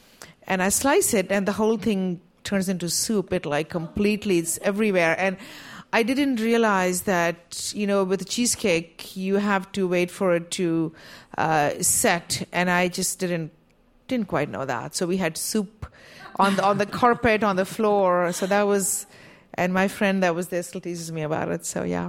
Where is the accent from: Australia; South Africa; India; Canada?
India; now in United States; I grew up in India, and Play-Doh doesn't exist there. So at least it didn't when I was growing up.